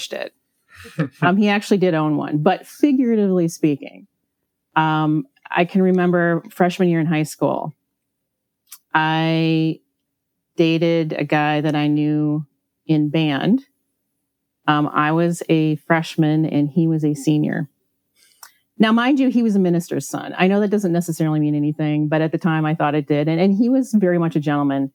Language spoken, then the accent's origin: English; Midwest, United States; also born or lived in Hawaii; I grew up in the Midwest. I actually was born in Hawaii, and my parents cruelly took me away from there when I was only 6 months old.